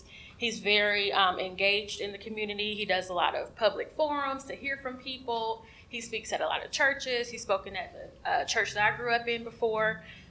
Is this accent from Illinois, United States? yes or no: no; Georgia's 5th District, United States; First of all … I was fortunate enough to be born and raised in Georgia's 5th District, so John Lewis has been my congressman